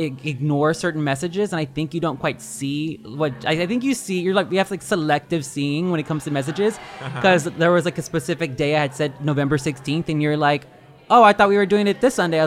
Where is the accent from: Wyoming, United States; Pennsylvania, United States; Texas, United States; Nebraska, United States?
Texas, United States; Houston; The Houston area.